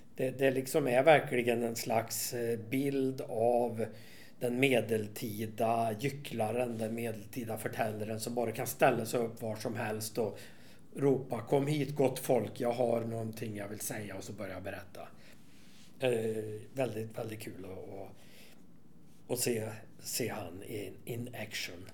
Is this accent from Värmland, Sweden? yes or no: yes; Värmland, Sweden; i Värmland där jag kommer ifrån